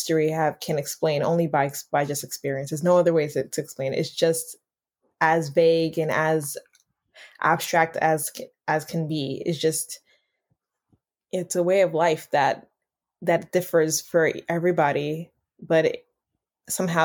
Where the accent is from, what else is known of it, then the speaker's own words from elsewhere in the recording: New York City, New York, United States; I'm a Haitian American. Born and raised in Brooklyn, New York